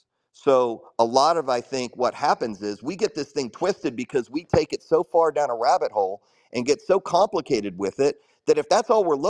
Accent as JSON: {"language": "English", "country": "United States", "tie": "born or raised there", "also_born_or_lived": "Chicago, Illinois / Houston, Texas", "said": "growing up in Chicago and growing up in Houston"}